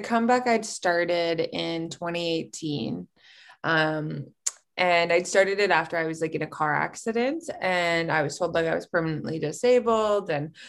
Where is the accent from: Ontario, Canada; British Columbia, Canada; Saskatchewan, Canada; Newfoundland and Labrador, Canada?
Saskatchewan, Canada; Regina; we are a Cree sister duo from Regina, Saskatchewan, Canada. It's in the middle of the prairies. And we're from Treaty 4.